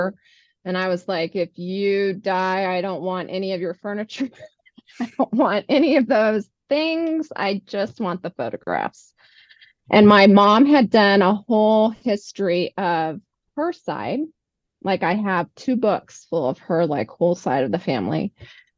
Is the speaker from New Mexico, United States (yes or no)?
yes; New Mexico, United States; I grew up in New Mexico